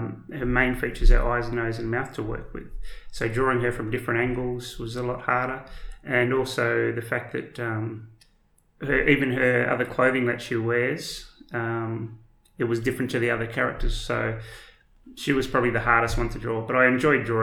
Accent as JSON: {"language": "English", "town": "Dongara", "region": "Western Australia", "country": "Australia", "tie": "born or raised there", "said": "I was born here in Western Australia, and I actually grew up in Dongara, which is a small country town just south of Geraldton"}